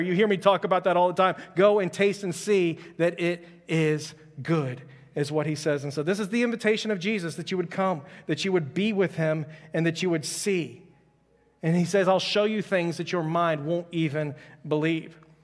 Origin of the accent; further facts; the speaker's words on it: Houston, Texas, United States; I'm from Houston